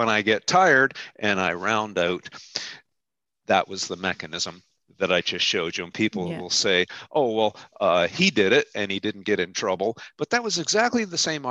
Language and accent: English; Canada; also born or lived in Ontario; I'm a Canadian and I live in middle Ontario